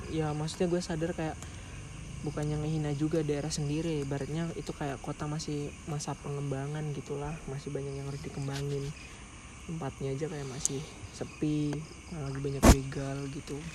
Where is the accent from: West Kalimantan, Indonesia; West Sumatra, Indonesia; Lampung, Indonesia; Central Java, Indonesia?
Lampung, Indonesia; gue nih dari Lampung gitu ceritanya dan gue sadar di Lampung tuh kayak hanya ada kota-kota terpenting doang